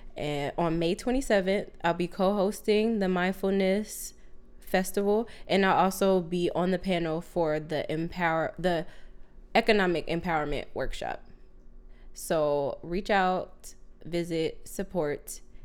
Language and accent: English; Southern California, United States; now in Sacramento, United States; we're originally from SoCal, and right now we're in NorCal, right now in Sacramento